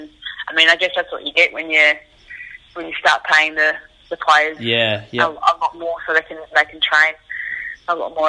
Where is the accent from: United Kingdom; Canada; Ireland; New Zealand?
New Zealand; Hamilton, Waikato; Luckily for me, I was still able to play quite a lot of sport growing up in Hamilton.